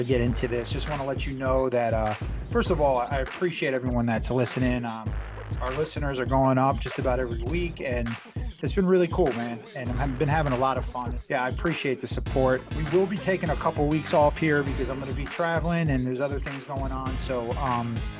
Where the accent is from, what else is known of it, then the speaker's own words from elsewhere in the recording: South Florida, United States; I grew up in South Florida